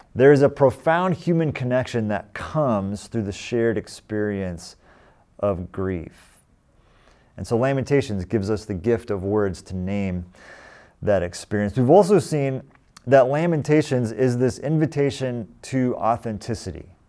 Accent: California, United States; also born or lived in Boston; I grew up here in California, but we lived in Boston for seven years

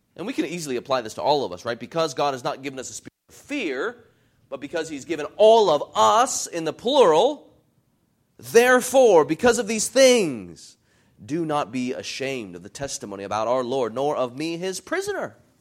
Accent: United States; for us as American Christians

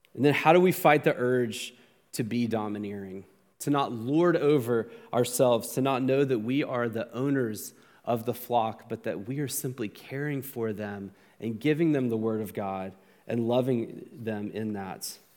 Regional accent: United States; as an American

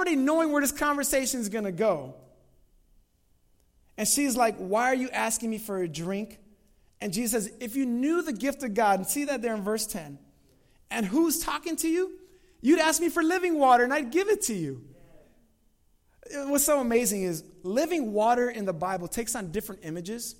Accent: Chicago, Illinois, United States; I'm from Chicago

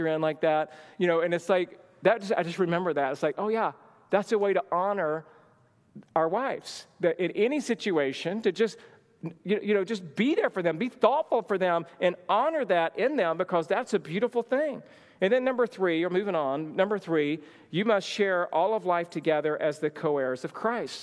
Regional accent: the South, United States; moved away; I grew up in the South

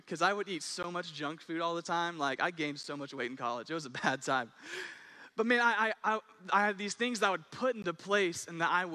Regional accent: Owasso, Oklahoma, United States; I'm from Owosso

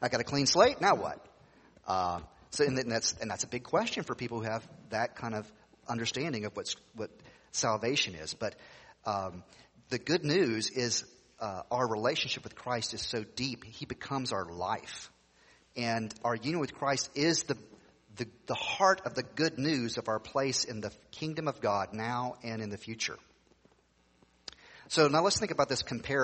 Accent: Tennessee, United States; when I grew up in Tennessee, people would ask you the question, are you saved, brother?

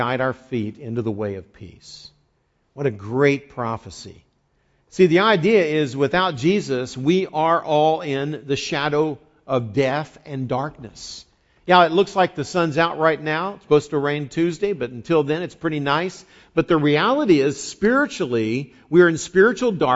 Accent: West Virginia, United States; moved away; I grew up in West Virginia

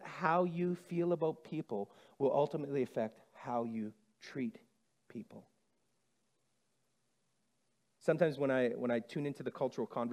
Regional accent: Saskatchewan, Canada; I'm from Saskatchewan, born and bred.

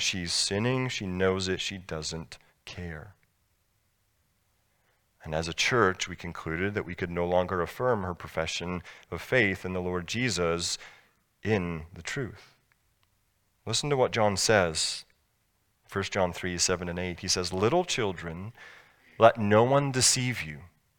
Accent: Scotland, United Kingdom; I grew up in Scotland

